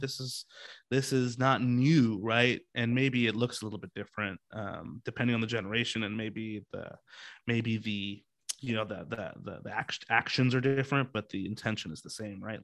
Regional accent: Seattle, Washington, United States; I grew up here in Seattle

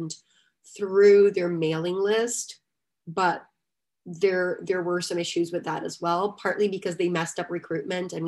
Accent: Salvador, Bahia, Brazil; moved away; Esporte Clube Bahia, which just happens to be one of the major teams in my hometown

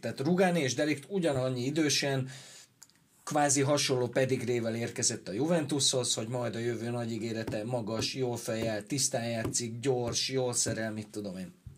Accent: Veszprém, Veszprém County, Hungary; én Veszprémi vagyok

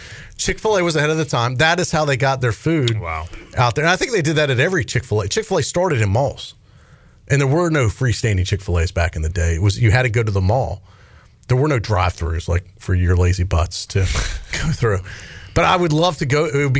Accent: Raleigh, North Carolina, United States; growing up in Raleigh

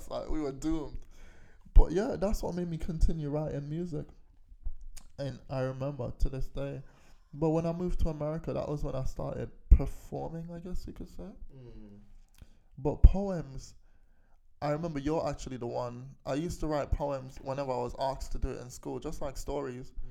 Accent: Kilburn, London, United Kingdom; It was Kilburn. We were growing up around Kilburn

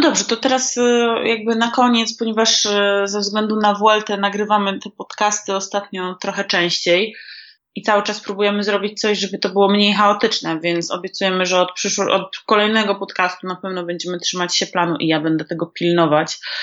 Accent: Warsaw, Masovian Voivodeship, Poland; Ja jestem dresiarą z Bemowa i się tego nie wstydzę. Nike po prostu na początku lat dziewięćdziesiątych, może drogie dzieci, nie wiedziałyście, to po prostu był szczyt szpanu i u mnie na dzielni

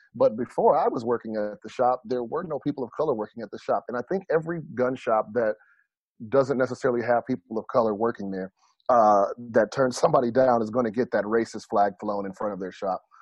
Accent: United States; as an American

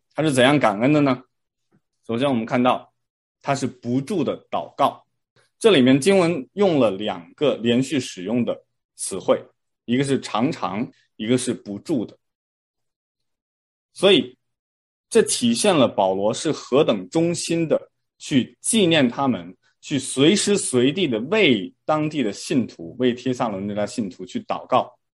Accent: China; moved away; 我当时在国内上小学的时候呢，我们会评三好学生

